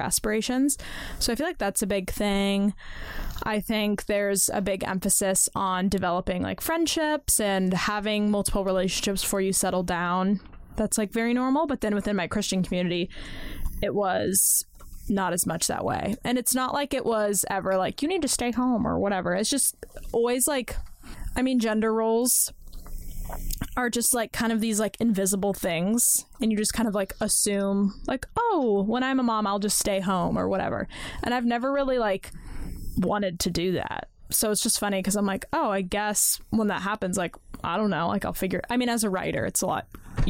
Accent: Washington, United States; I'm from Washington State

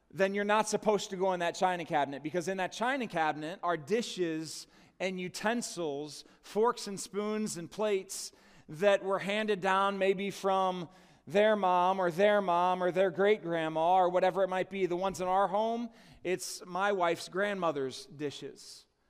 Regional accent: United States; my citizenship as an American citizen.

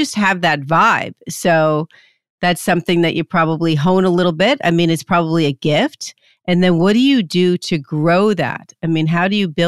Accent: New Jersey, United States; I'm from Jersey

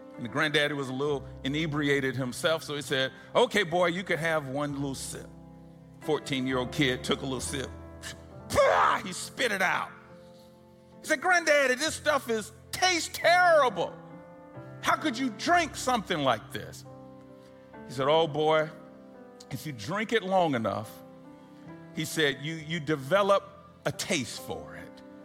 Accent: Atlanta, Georgia, United States; I was born and raised here in Atlanta

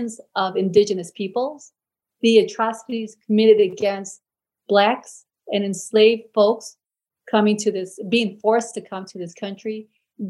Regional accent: United States; as an American

